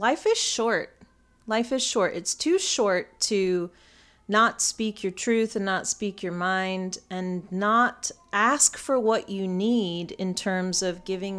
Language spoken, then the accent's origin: English; United States; I'm still American right now. I'm going to do it as I normally would here in America.